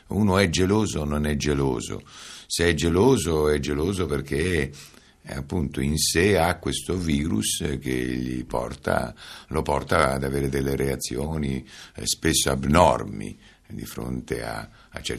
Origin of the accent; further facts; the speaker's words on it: Calabria, Italy; Io sono calabrese, calabresissimo, da, non saprei adesso con esattezza, ma certamente da perlomeno da tre generazioni, per cui calabrese puro, puro sangue